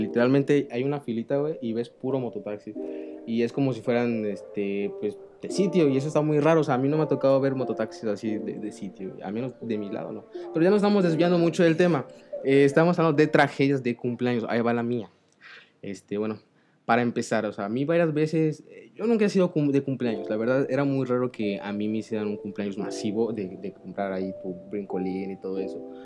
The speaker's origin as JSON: {"language": "Spanish", "country": "Mexico", "said": "los mexicanos, en especial cómo celebramos los cumpleaños"}